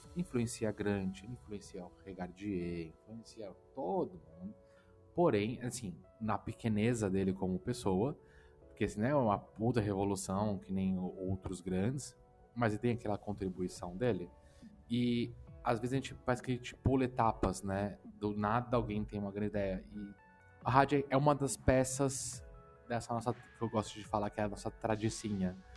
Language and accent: Portuguese; Brazil; sou brasileiro